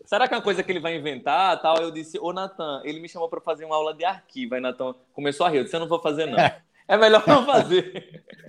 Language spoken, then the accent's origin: Portuguese; Recife, Pernambuco, Brazil; eu sou de Recife